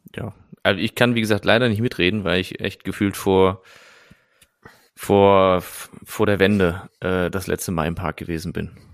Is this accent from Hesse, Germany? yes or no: no; Nettetal, North Rhine-Westphalia, Germany; moved away; ich komme ja aus der Nähe von Fenlo, also aber noch deutsche Seite